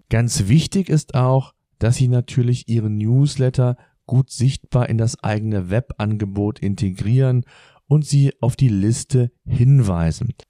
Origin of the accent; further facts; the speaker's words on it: Germany; Bei uns in Deutschland